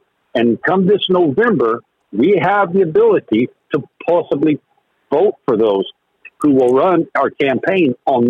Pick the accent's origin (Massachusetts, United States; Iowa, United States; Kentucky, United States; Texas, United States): Texas, United States; I told her I was from Texas